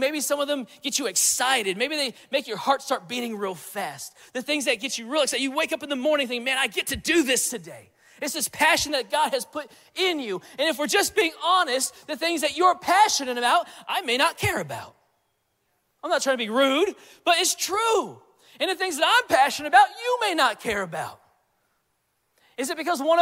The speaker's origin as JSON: {"language": "English", "region": "Central California", "country": "United States", "moved": "as an adult", "lives_now": "Alabama, United States", "said": "I'm from Central California"}